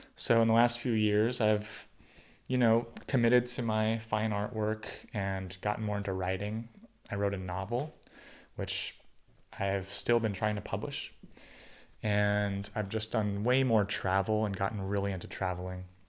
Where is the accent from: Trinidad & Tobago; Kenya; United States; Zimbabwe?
United States; California suburbs; I was born in the California suburbs of Ronald Reagan's eighties America